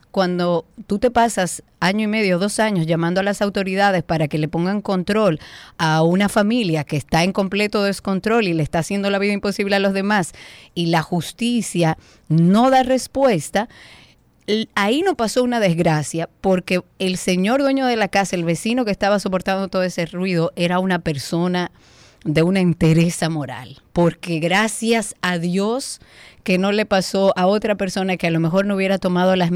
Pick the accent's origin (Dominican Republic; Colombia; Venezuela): Dominican Republic; somos todos dominicanos, todos tenemos que aprender a vivir en comunidad